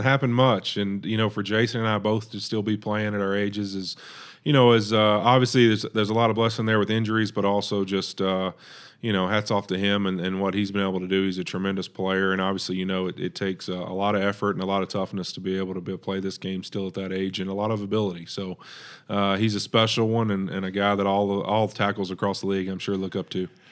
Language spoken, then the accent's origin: English; Monroe, Louisiana, United States; moved away as an adult; also born or lived in Cincinnati, Ohio; now in California, United States; in my hometown, uh, in Monroe, Louisiana